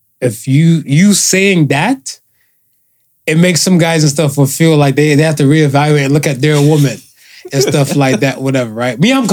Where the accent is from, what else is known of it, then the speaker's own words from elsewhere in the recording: Cleveland, Ohio, United States; I'm a man from Cleveland, so bone till I die.